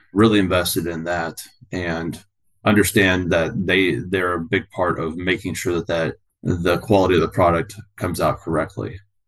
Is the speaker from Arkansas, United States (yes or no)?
no; San Diego, California, United States; also born or lived in Louisville, Kentucky; now in Washington State, United States; I'm originally from San Diego and went in the Army, and I call Louisville, Kentucky my home.